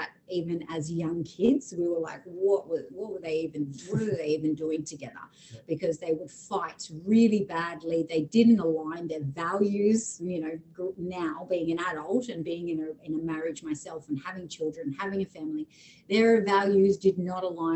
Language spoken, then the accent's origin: English; Camden, New South Wales, Australia; now in Brisbane, Australia; I grew up in a town called Camden in Sydney, so Western New South Wales